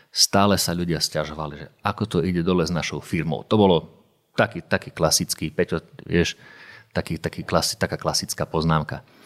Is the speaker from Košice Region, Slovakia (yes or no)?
yes; Košice, Košice Region, Slovakia; moved away as an adult; also born or lived in Banská Bystrica; ja som bol z Košic a robil som v Banskej Bystrici